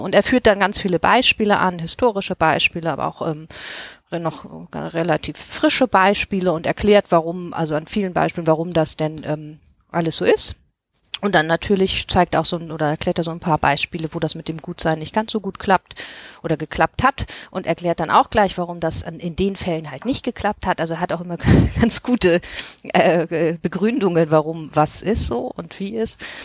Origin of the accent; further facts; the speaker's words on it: Hamburg, Germany; also ich bin ja aus Hamburg